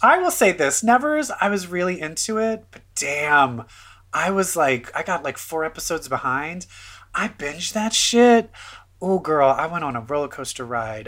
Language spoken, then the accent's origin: English; Baltimore, Maryland, United States; I am from Baltimore, so we have the down home